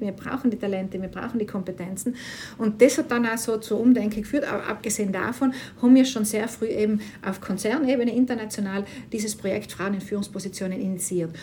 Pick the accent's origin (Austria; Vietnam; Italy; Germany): Italy; South Tyrol, Trentino-Alto Adige; moved away as an adult; zurück in Südtirol, äh, natürlich ganz tolles Heimatgefühl wieder